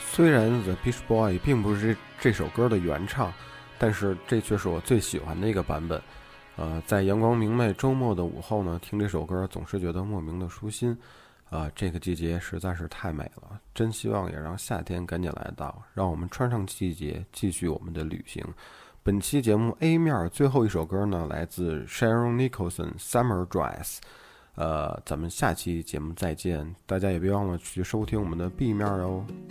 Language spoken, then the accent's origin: Chinese; northern China, China; 虽然我从小就生活在北方内陆